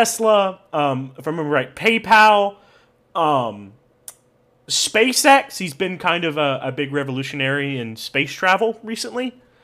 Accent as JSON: {"language": "English", "country": "United States", "said": "as an American"}